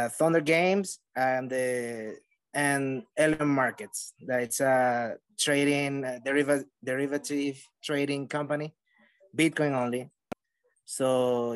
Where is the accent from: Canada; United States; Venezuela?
Venezuela; moved away; since I moved from Venezuela, I'm originally from Venezuela